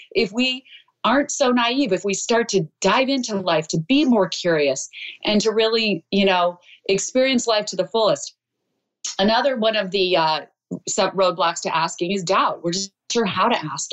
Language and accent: English; Idaho, United States; moved away; I'm a girl from Idaho